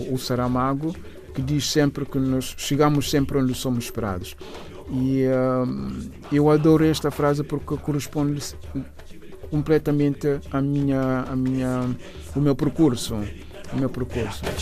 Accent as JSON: {"language": "Portuguese", "town": "Bissau", "country": "Guinea-Bissau", "tie": "born or raised there", "also_born_or_lived": "São Domingos, Guinea-Bissau / Cacheu, Guinea-Bissau", "said": "Bissau, onde, onde cresci, a, a minha, o resto da minha infância eram umas idas e vindas entre Cacheu, a Terra da Mai e, e, e Bissau. Fiz a, mi, a, a, a minha juventude e uh, em Bissau, o resto dos estudos foram ali em Bissau."}